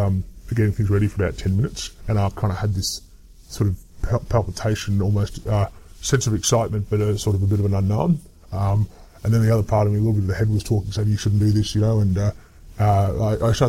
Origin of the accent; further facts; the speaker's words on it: Adelaide, South Australia, Australia; I grew up in Adelaide